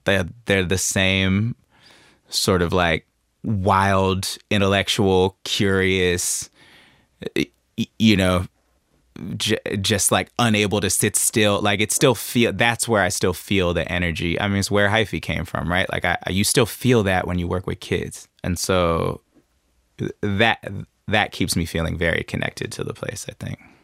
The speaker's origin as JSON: {"language": "English", "town": "Oakland", "region": "California", "country": "United States", "tie": "born or raised there", "said": "growing up in Oakland"}